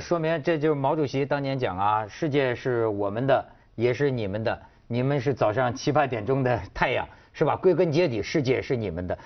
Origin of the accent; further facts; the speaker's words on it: China; 我作为一个中国人